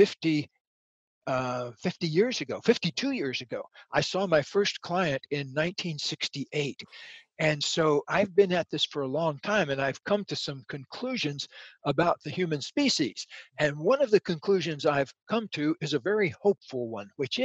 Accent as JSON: {"language": "English", "region": "Central Florida", "country": "United States", "tie": "born or raised there", "said": "I was just a redneck kid growing up in Central Florida in alligator country"}